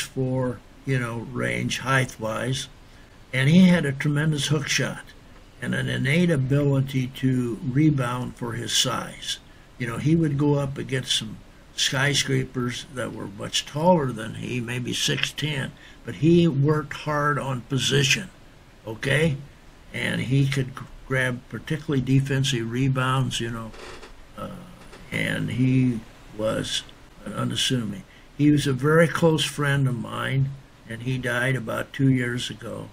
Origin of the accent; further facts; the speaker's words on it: Chenoa, Illinois, United States; I went back to my hometown in Chenaux, Illinois, which is 25 miles down the road from Normal